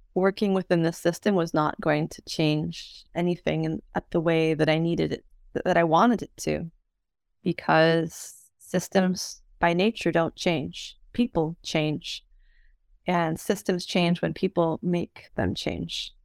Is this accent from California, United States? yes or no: yes; San Francisco, California, United States; moved away as an adult; also born or lived in Spain / United Kingdom; I am a native of San Francisco, and I grew up sailing in San Francisco Bay as as a young woman